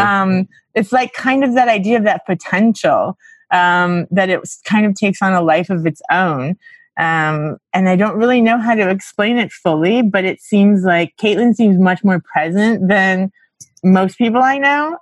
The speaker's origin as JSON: {"language": "English", "town": "Miami", "region": "Florida", "country": "United States", "also_born_or_lived": "Eureka, California / New York", "moved": "as an adult", "said": "I'm from Miami, Florida originally"}